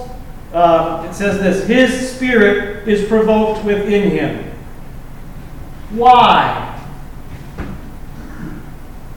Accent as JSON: {"language": "English", "town": "Lincoln", "region": "Nebraska", "country": "United States", "tie": "born or raised there", "said": "I grew up in Lincoln Public Schools when I was a kid."}